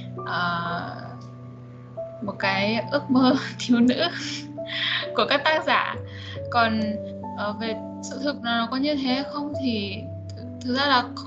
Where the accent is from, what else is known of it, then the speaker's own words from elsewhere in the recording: Vietnam; moved away as an adult; now in China; mình đã cũng là người Việt Nam